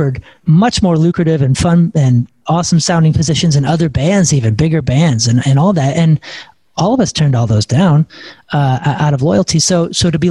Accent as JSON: {"language": "English", "town": "St. Louis", "region": "Missouri", "country": "United States", "said": "we're all from St. Louis"}